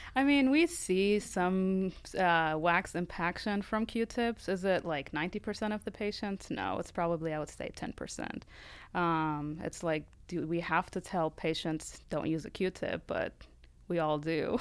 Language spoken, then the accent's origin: English; Lebanon; moved away as an adult; now in United States; I'm from Lebanon originally